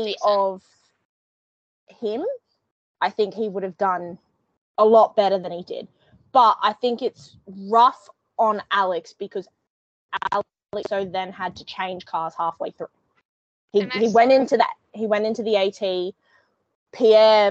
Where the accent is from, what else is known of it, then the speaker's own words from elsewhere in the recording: New Zealand; I say this as a Kiwi